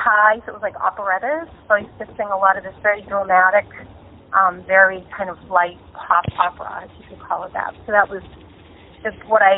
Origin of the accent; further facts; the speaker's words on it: Lowell, Massachusetts, United States; also born or lived in Allston / Somerville; I'm originally from Lowell